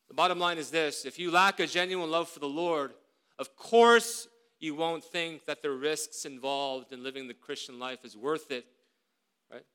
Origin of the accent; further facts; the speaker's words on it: South Korea; moved away; When I grew up in Korea more than 30 years ago